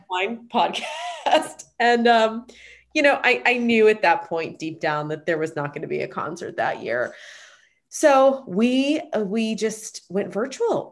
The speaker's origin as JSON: {"language": "English", "town": "Pittsburgh", "region": "Pennsylvania", "country": "United States", "tie": "born or raised there", "also_born_or_lived": "Boston / Los Angeles", "moved": "as an adult", "lives_now": "Pittsburgh, United States", "said": "I grew up in Pittsburgh and then lived in Boston"}